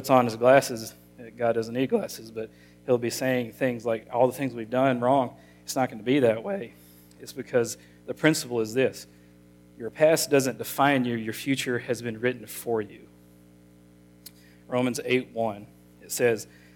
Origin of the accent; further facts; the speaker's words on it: Monticello, Arkansas, United States; I grew up in Monticello all my life.